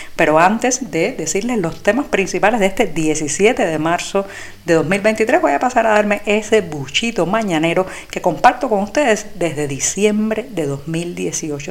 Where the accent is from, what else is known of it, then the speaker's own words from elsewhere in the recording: Cuba; como los cubanos hemos vivido de crisis en crisis